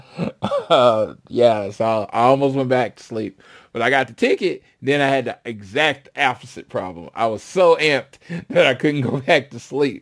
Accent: Oklahoma City, Oklahoma, United States; I'm from Oklahoma City

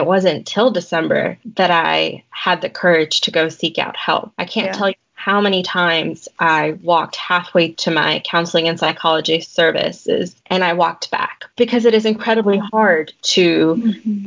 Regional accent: Colonial Heights, Virginia, United States; moved away as an adult; now in Chapel Hill, United States; I'm actually from Colonial Heights, Virginia.

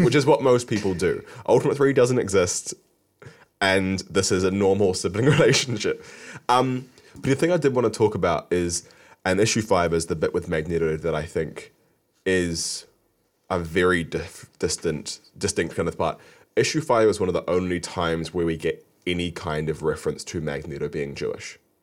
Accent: Wiltshire, South West England, United Kingdom; we lived in Wiltshire, so we live quite close to Salisbury Plain

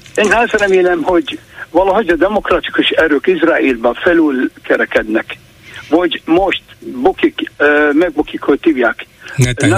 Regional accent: Iraq; Hungarian is a second language; moved away as an adult; now in Hungary; Iráki, állam, iráki magyar állampolgár.

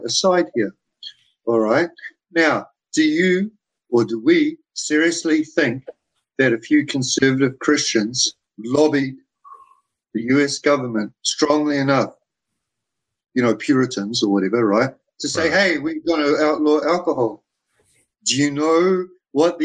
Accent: New Zealand; I come from New Zealand

